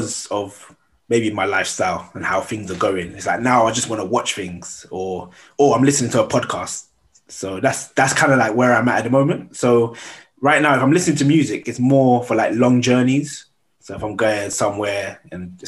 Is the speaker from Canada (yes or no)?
no; London, United Kingdom; moved away as an adult; now in Gloucester, United Kingdom; I was raised in South London